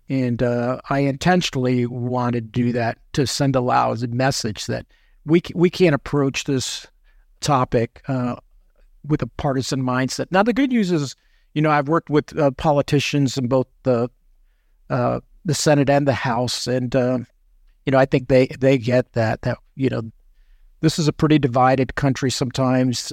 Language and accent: English; New York City, New York, United States; I was born in Manhattan, uh, and then moved outside of the city. So, uh, I'm a New Yorker by birth and still identify as a New Yorker